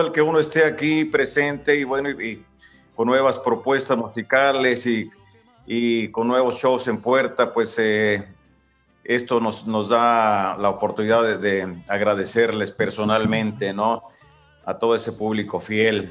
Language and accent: Spanish; Ario de Rosales, Michoacán, Mexico; ahí en Ario de Rosales, de donde yo soy